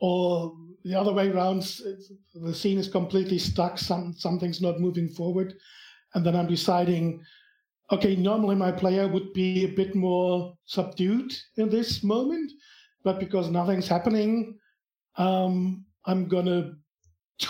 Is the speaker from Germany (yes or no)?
yes; Germany; accent: German; English is a second language; I'm from Germany, as you probably can tell from my accent.